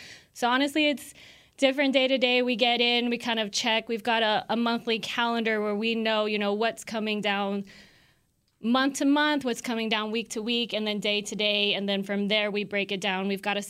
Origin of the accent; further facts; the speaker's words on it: El Paso, Texas, United States; I am born and raised in El Paso, so shout out to the 915.